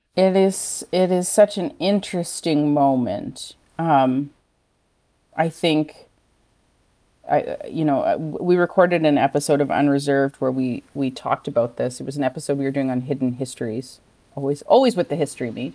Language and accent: English; Six Nations Reserve, Ontario, Canada; now in Montreal, Canada; I'm from Six Nations Reserve